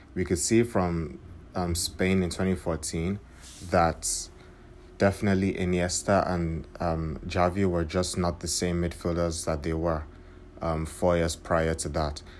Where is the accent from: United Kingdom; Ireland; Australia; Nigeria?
Nigeria; being a Nigerian, I was rooting for my country